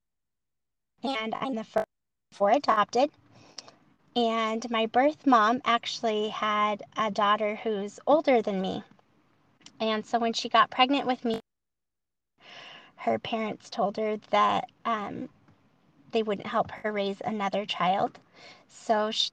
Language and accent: English; Montana, United States; born or raised there; also born or lived in South Carolina